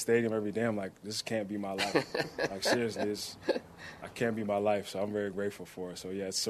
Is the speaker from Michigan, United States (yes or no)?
no; Milton, Florida, United States; moved away; I'm from Milton, Florida, so I didn't make that much money when I was growing up.